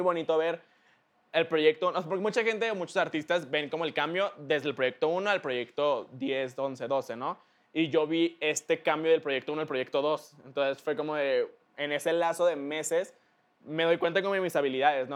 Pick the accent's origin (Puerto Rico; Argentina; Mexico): Mexico; yo soy de aquí, soy de México, acá están todos mis tíos y mis primos